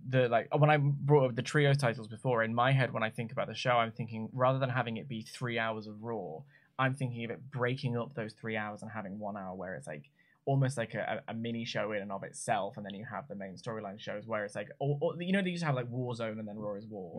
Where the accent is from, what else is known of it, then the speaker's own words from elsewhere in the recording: United Kingdom; I'm a YouTuber from Britain